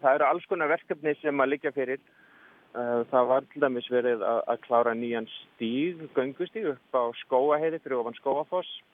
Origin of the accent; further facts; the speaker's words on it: Reykjavík, Capital Region, Iceland; Ég er frá Reykjavík.